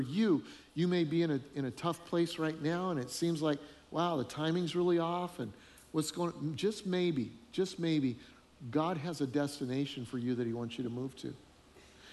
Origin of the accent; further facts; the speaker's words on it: Colorado, United States; moved away as an adult; also born or lived in northern Illinois; now in Charleston, United States; we're from Colorado originally. We've been living in northern Illinois for about 8 years